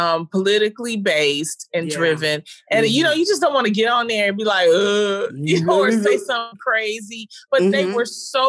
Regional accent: Detroit, Michigan, United States; I'm from Detroit, Michigan, the Brewster Project

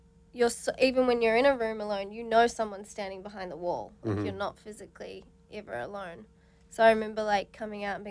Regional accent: New Zealand; now in Australia; I'm originally from New Zealand, so, like, I didn't really watch Big Brother growing up

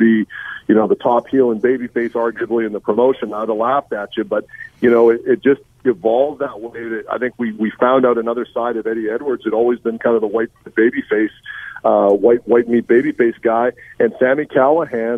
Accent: Winnipeg, Manitoba, Canada; I grew up on Nick Bockwinkel being my world heavyweight champion in Winnipeg with the AWA

